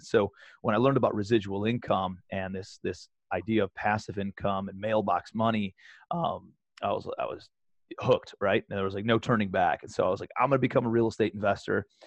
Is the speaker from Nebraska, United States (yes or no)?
no; Cleveland, Ohio, United States; moved away as an adult; also born or lived in New York City; I'm a kid from Cleveland